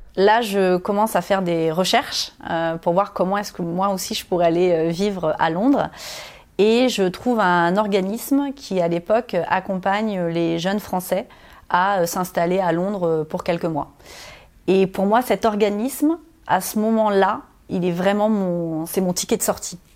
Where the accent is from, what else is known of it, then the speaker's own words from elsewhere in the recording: Normandy, France; moved away; j'ai grandi dans un tout petit village de 200 habitants en Normandie